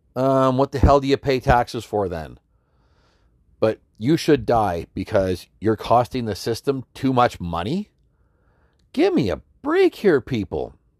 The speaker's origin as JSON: {"language": "English", "region": "Alberta", "country": "Canada", "tie": "born or raised there", "said": "a lady I grew up with in Alberta"}